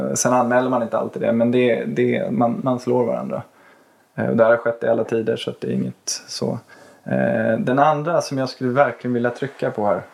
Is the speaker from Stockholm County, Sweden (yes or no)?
yes; Botkyrka, Stockholm County, Sweden; Jag är uppväxt i Botkyrka, jag är uppväxt på Lagfartsvägen